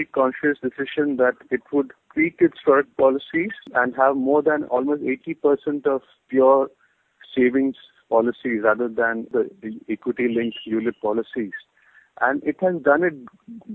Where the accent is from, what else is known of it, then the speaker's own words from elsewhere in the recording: near Kochi, Kerala, India; This is near Kochi. I mean, not exactly Kochi, but my hometown. Yeah, in Kerala